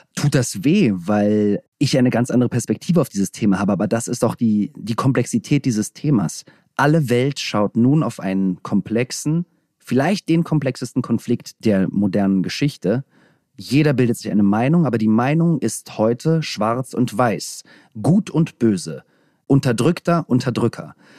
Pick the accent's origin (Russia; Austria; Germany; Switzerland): Russia; moved away; Das erste Mal, seitdem ich geboren bin in Russland, war ich dort